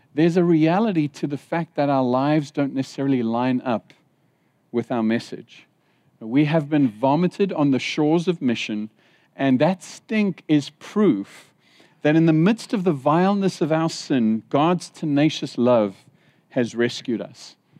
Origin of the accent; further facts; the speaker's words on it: Zimbabwe; moved away; When I was in Zimbabwe, I was born in Zimbabwe.